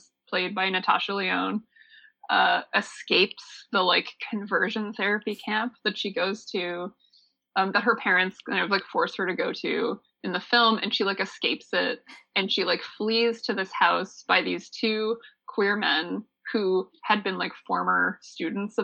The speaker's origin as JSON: {"language": "English", "town": "Niagara Falls", "region": "Ontario", "country": "Canada", "tie": "born or raised there", "said": "I grew up in Niagara Falls, just like a stone's throw away from Clifton Hill"}